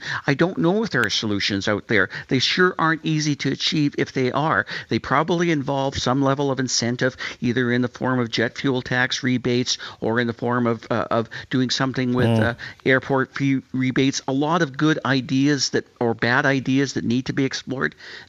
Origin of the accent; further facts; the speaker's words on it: Saskatchewan, Canada; because we can't get anywhere from here if we're from Saskatchewan.